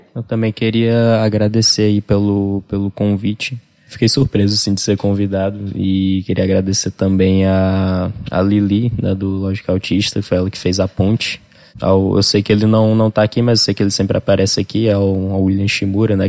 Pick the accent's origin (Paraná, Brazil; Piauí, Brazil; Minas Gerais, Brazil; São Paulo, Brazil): Piauí, Brazil; Parnaíba; also born or lived in Rio Grande do Sul; pra gente que, sei lá, nasceu e foi criado aqui